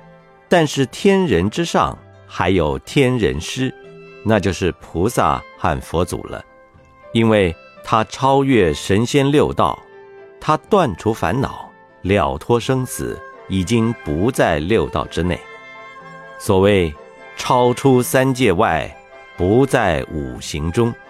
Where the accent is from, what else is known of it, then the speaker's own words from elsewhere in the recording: Jiangsu, China; 我是江苏人，扬子江的水，也滋养我成为现在佛教的僧侣。